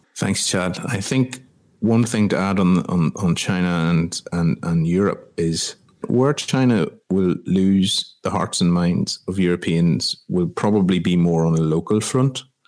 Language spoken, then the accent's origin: English; Ireland; my home country of Ireland